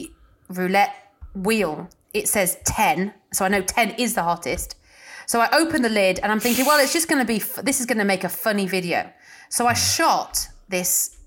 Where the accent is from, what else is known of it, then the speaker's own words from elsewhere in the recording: Nottinghamshire, East Midlands, United Kingdom; I was in the East Midlands, so I was in Nottinghamshire, but wasn't in a city at all. I was in the middle of nowhere, like cows were my neighbours.